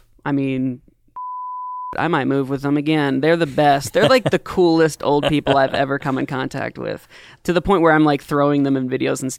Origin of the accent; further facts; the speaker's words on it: Daytona, Florida, United States; born there; I was born in Daytona, Florida.